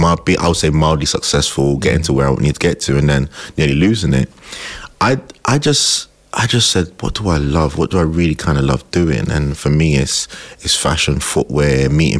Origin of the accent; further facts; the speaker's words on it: London, United Kingdom; I grew up in Tottenham